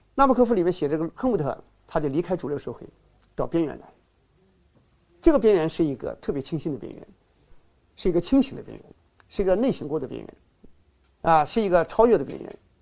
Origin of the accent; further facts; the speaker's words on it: China; 从我们中国人来说